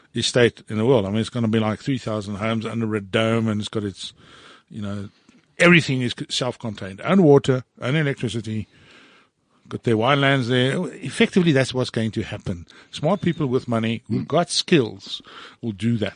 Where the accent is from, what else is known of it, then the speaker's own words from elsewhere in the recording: Johannesburg, Gauteng, South Africa; fourteen years old, growing up in Sydenham in Johannesburg